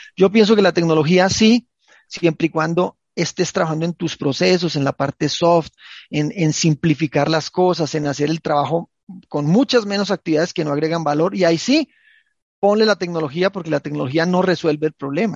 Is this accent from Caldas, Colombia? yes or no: yes; Manizales, Caldas, Colombia; yo nací en Manizales, es una, es una zona del eje cafetero colombiano.